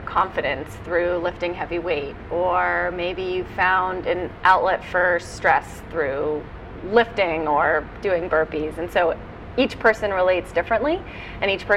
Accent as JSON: {"language": "English", "town": "Bethesda", "region": "Maryland", "country": "United States", "tie": "born or raised there", "said": "I grew up in Maryland, but DC, coming from Bethesda, the suburbs, is kind of home"}